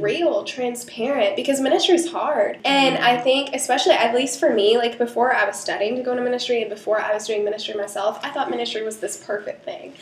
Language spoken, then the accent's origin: English; Charleston, United States; moved away as an adult; I moved back to Charleston, like even though this was my hometown